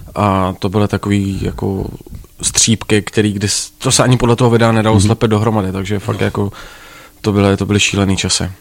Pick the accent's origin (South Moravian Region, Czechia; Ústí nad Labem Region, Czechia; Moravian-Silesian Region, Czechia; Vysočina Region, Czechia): Moravian-Silesian Region, Czechia; Ostrava; já jsem vyrůstal v Ostravě